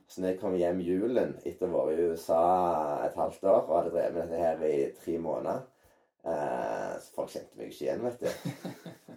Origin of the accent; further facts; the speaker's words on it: Norway; moved away; also born or lived in San Diego, United States; hjemme i Norge